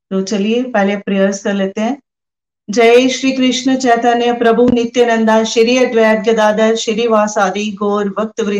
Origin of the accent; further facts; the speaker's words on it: Pathankot, Punjab, India; और मैं पठानकोट से हूँ